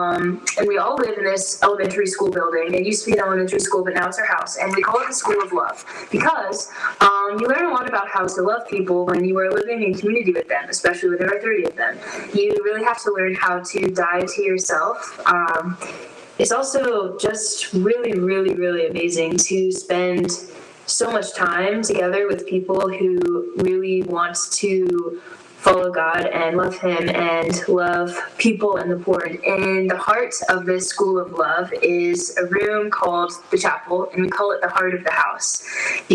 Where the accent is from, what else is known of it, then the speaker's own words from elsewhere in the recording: Nicholasville, Kentucky, United States; moved away as an adult; now in Denver, United States; I'm from Nicholasville, Kentucky